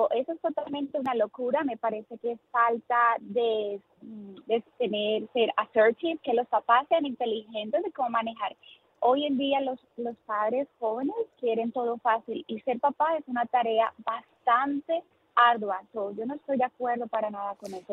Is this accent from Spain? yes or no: no; Colombia; now in New Jersey, United States; Yo soy colombiana